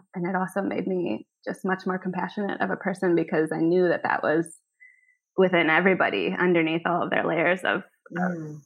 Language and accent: English; Minneapolis, Minnesota, United States; now in Copenhagen, Denmark; I said, Minneapolis.